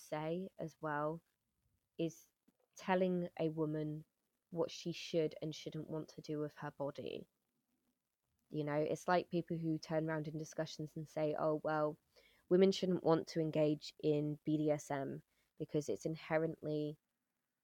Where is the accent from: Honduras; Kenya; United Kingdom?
United Kingdom; moved away as an adult; now in Netherlands; my experience as a British person coming into the Netherlands